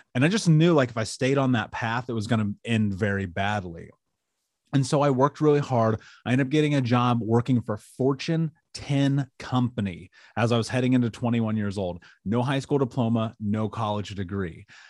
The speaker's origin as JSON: {"language": "English", "country": "United States", "tie": "born or raised there", "said": "I grew up in America"}